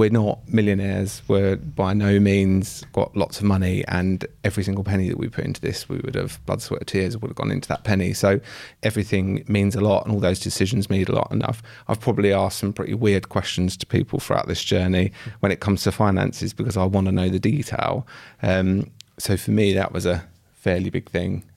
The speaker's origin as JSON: {"language": "English", "area": "Essex", "region": "East of England", "country": "United Kingdom", "said": "I'm fr-, also from Essex"}